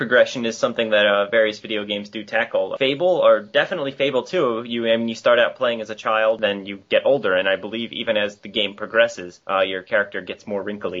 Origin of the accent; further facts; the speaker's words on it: United States; We Americans appreciate your accents.